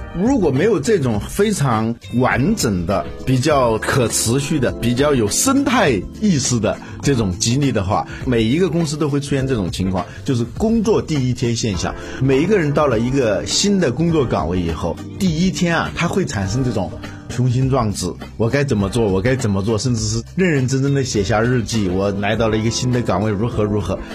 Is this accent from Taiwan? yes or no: no; China; 我们中国人